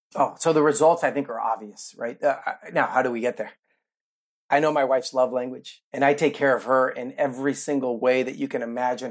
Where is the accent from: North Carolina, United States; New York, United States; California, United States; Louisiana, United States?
California, United States; near Oakland; moved away as an adult; also born or lived in Cuba; now in Florida, United States; I grew up near Oakland, California